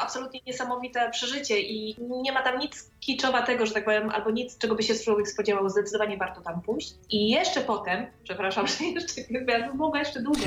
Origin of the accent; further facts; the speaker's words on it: Poland; now in Romania; skąd jestem i się dowiadują, że z Polski